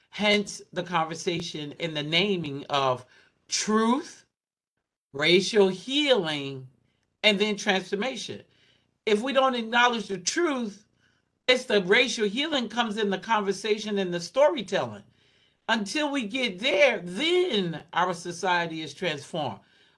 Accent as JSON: {"language": "English", "region": "Southwest", "country": "United States", "tie": "born or raised there", "said": "but you live in the Northeast and I was raised in the Southwest."}